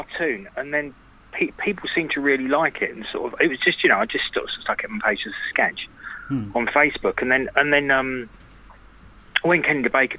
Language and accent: English; Norwich, East of England, United Kingdom; This was where I live, in my hometown in Norwich.